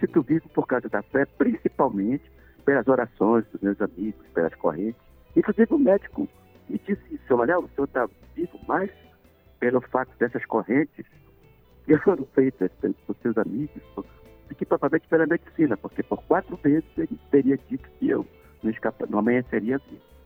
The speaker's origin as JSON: {"language": "Portuguese", "region": "Pará", "country": "Brazil", "said": "eu sou paraense, sou da Amazônia, tenho um sotaque de swing"}